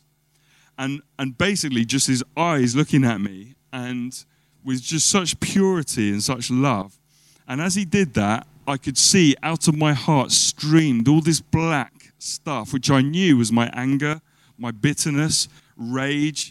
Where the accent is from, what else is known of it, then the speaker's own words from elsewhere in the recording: United Kingdom; as British people